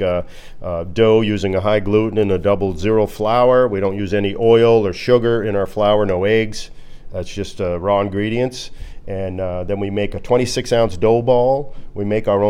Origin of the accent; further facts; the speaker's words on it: New York, United States; moved away; growing up in New York